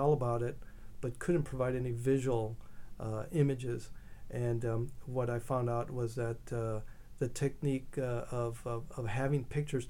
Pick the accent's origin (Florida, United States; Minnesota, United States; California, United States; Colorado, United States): California, United States; Los Angeles; growing up in East LA at the time that I did